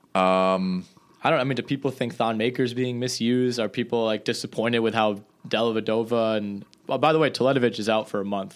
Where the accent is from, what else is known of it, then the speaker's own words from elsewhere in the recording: Green Bay, Wisconsin, United States; I'm going home to the Green Bay area